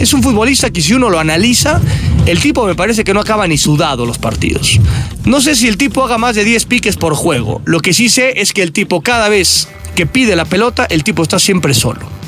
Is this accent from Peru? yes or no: no; Naucalpan, State of Mexico, Mexico; ahí en mi pueblo satélite